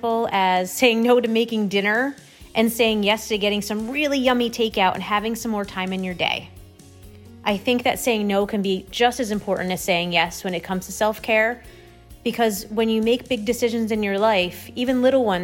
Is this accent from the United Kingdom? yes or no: no; Saratoga Springs, New York, United States; I'm from Saratoga Springs, New York.